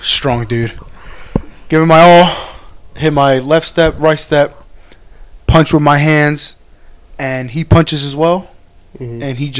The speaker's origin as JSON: {"language": "English", "town": "Pleasantville", "region": "New Jersey", "country": "United States", "said": "I'm from Pleasantville, New Jersey. You know, nobody's never heard of that before. Give you quick little glimpse of where I'm from. I'm right next to Atlantic City. You guys ever heard of Atlantic City? Right down there, Ocean City. I'm very, very south."}